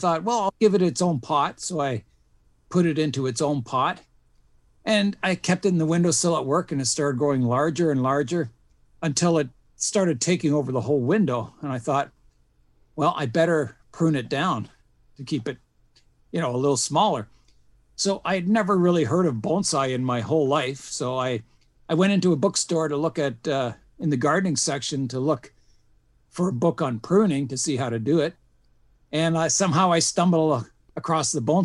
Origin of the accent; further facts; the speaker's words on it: Canada; also born or lived in Switzerland / Wales; I was born in Switzerland, and I took on the nationality of my parents. And then we moved to Wales, lived in Wales for a few years, and then immigrated to Canada. And I've lived in Canada pretty well all my life then